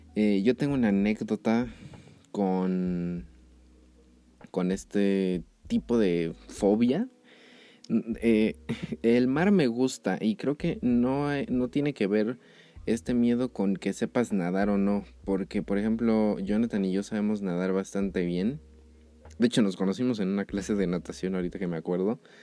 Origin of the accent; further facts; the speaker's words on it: Mexico City, Mexico; yo soy de Ciudad de México